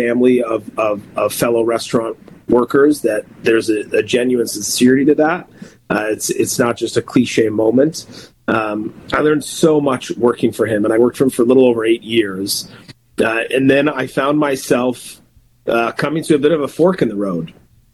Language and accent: English; Minneapolis, Minnesota, United States; also born or lived in Los Angeles, California / New York / Vermont; I grew up in Minnesota. I was born actually out on the West Coast in LA and grew up here. My parents moved here when I was 7 years old.